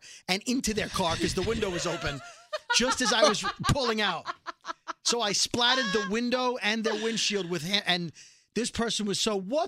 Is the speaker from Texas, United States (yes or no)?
no; New York City, New York, United States; I'm from Brooklyn.